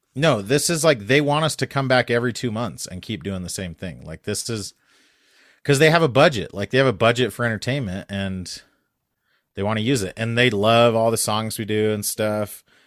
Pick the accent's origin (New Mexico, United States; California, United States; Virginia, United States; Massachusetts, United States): New Mexico, United States; moved away; I grew up in New Mexico